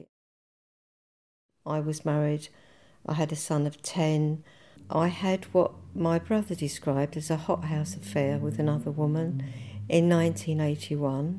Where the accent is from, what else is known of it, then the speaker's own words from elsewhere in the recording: Leytonstone, London, United Kingdom; I was born in Leytonstone. And when I got married, I moved to Leytonstone, another part